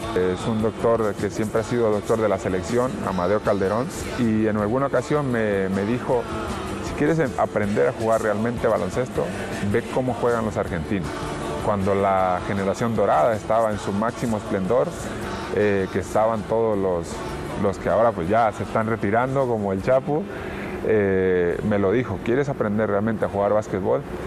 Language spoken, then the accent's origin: Spanish; Mexico; moved away; Me veo en México. Eh, mi familia está ahí, mis amigos están ahí, mi hijo está ahí